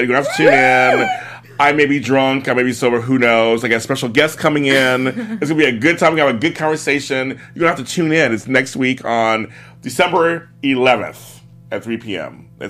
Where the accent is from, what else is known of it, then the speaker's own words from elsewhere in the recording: Pittsburgh, Pennsylvania, United States; I'm from Pittsburgh.